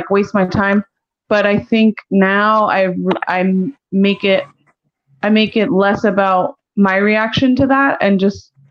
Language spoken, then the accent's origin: English; San Diego, California, United States; moved away; also born or lived in New York; I'm from San Diego, but I lived in New York